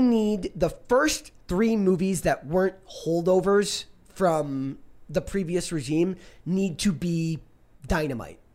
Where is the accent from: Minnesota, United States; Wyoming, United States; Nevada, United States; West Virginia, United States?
Minnesota, United States; moved away; I'm from Minnesota